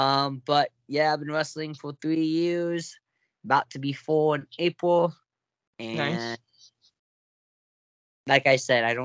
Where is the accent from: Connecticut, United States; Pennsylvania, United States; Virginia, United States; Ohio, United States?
Ohio, United States; Dayton; I'm from Dayton, Ohio.